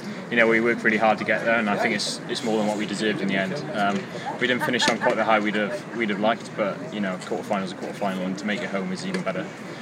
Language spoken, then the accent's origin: English; Swansea, Wales, United Kingdom; now in Cardiff, United Kingdom; Seeing as my hometown, Swansea, it's always nice to come home for a week or so